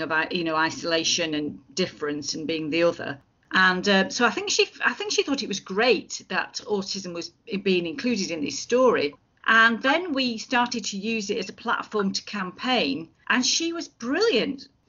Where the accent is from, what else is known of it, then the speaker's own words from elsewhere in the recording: Lancashire, North West England, United Kingdom; moved away as an adult; now in Edinburgh, United Kingdom; I am from Lancashire